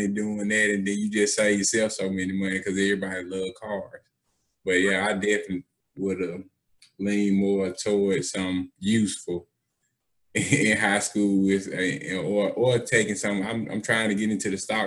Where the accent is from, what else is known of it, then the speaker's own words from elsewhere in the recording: Birmingham, Alabama, United States; also born or lived in Eufaula, Alabama; I was born in Eufaula, Alabama. But I'm from Birmingham, South Side.